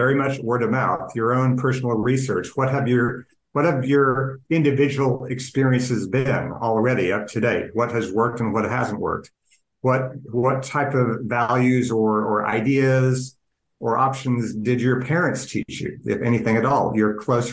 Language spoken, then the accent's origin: English; Oklahoma City, Oklahoma, United States; I was born and raised in Oklahoma City